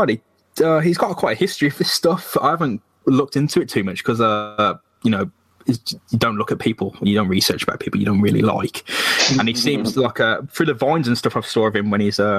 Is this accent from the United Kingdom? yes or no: yes; Birmingham, West Midlands, United Kingdom; growing up in Birmingham